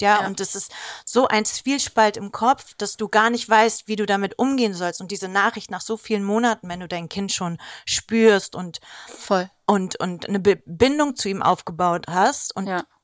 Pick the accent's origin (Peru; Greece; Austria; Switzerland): Greece; ich bin Griechin